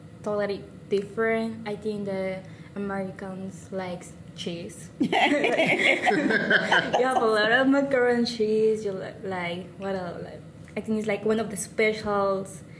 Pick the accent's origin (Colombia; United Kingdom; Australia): Colombia; Bogotá, Bogotá Capital District; English is a second language; moved away as an adult; now in Oklahoma, United States; I'm from Bogota, it's the capital.